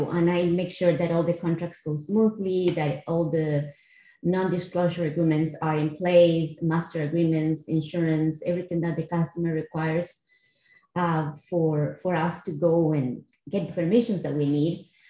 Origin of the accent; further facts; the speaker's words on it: Costa Rica; English is a second language; moved away as an adult; now in United States; I am from Costa Rica. I came here 15 years ago.